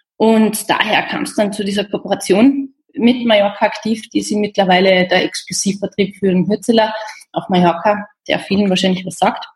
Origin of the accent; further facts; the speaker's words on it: Austria; in Österreich erledigen und ja. habe jetzt zwei Tage Heimat